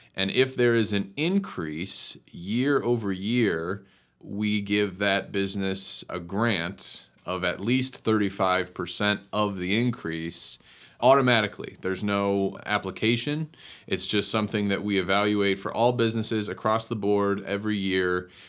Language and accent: English; Cleveland Heights, Ohio, United States; also born or lived in Baltimore; I grew up in Cleveland Heights